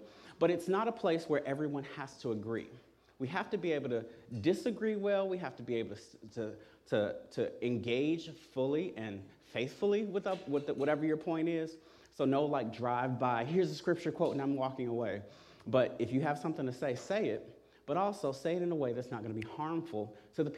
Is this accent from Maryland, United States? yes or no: no; Chicago, Illinois, United States; I grew up here in Chicago